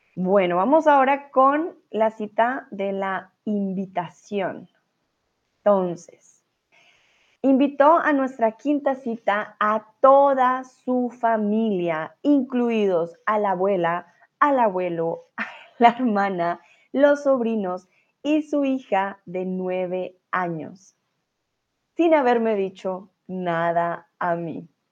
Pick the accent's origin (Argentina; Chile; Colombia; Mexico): Colombia; now in Germany; soy colombiana y vivo en estos momentos en Alemania